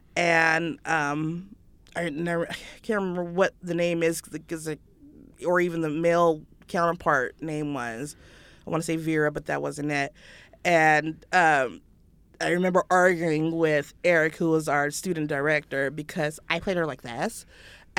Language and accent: English; Carson, California, United States; I grew up in Carson in Los Angeles